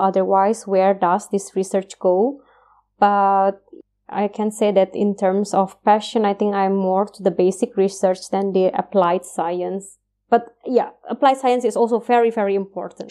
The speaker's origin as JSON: {"language": "English", "country": "Indonesia", "moved": "as an adult", "lives_now": "Austria", "said": "it's far from our country, uh, I mean, we are far from Indonesia"}